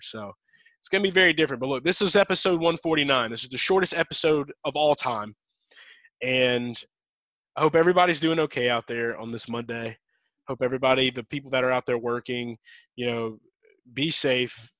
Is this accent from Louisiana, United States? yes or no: yes; Louisiana, United States; I'm from Louisiana. I've got family in Louisiana